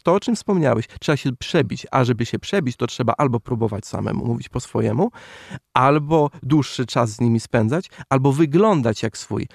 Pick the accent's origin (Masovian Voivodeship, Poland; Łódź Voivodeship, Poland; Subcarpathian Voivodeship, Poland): Masovian Voivodeship, Poland; ja jestem z Mazowsza